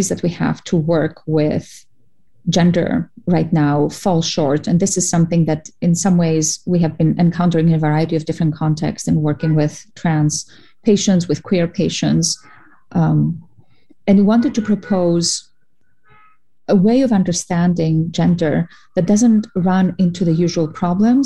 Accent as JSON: {"language": "English", "country": "Cyprus", "also_born_or_lived": "Greece", "moved": "as an adult", "lives_now": "United States", "said": "I'm an immigrant from Cyprus and from Greece."}